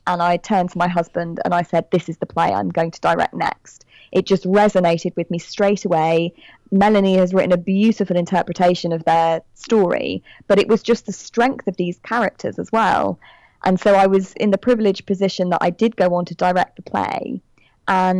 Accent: United Kingdom; accent: British; I'm British, as you can tell from my accent

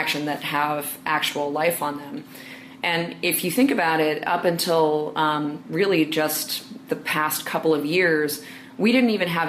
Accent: New York City, New York, United States; I'm from New York City

